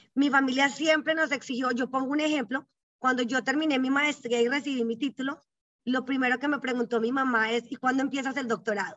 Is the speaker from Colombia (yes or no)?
yes; Colombia; moved away as an adult; now in Houston, United States; yo crecí en Colombia, obvio, Colombia toda mi vida. Soy más colombiana que Juan Valdés.